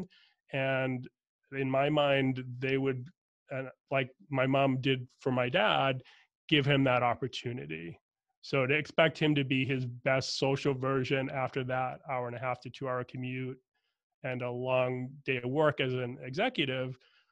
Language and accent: English; Boston, Massachusetts, United States; I'm from Boston, Irish Catholic family. My dad had crazy commute in and out of Boston most of my growing up time period